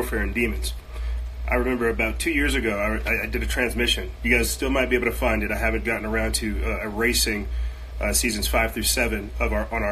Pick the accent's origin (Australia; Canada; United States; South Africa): United States; I'm an American